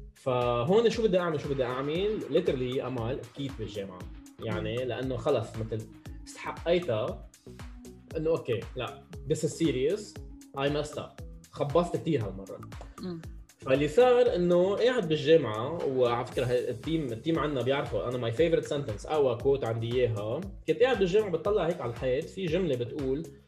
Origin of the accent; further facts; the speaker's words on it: Lebanon; ربيت بلبنان